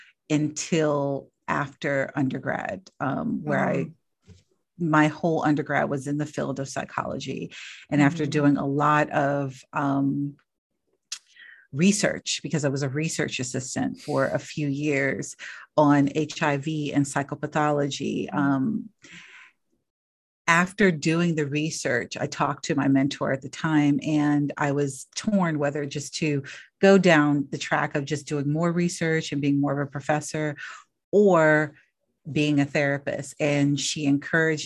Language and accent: English; Los Angeles, California, United States; I grew up in Los Angeles in the inner city